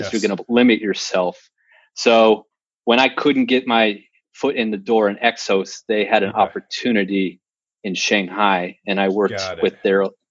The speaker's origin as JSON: {"language": "English", "region": "North Dakota", "country": "United States", "tie": "born or raised there", "also_born_or_lived": "Phoenix", "moved": "as an adult", "said": "I'm born and raised in North Dakota"}